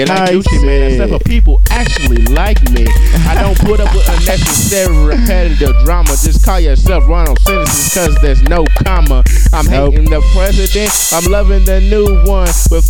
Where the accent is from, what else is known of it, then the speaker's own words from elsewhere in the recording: Midwest, United States; now in the South, United States; so I'm from the Midwest. You know, so I'm down here in the South